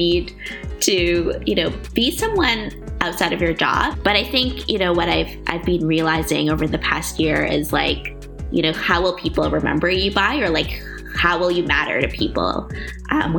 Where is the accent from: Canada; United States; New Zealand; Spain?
Canada; now in Amsterdam, Netherlands; I'm both Canadian and my parents grew up in Java.